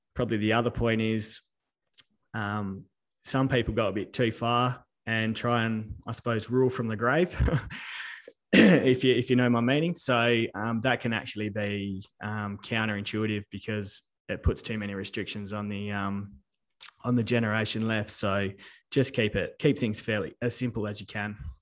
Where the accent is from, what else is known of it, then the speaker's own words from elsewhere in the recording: Telfer, Western Australia, Australia; also born or lived in Darwin / Northam; I was born in Darwin. Me uh, my old man moved around a bit. Um, grew up in Telfer, which is um, basically in the middle of the sandy desert.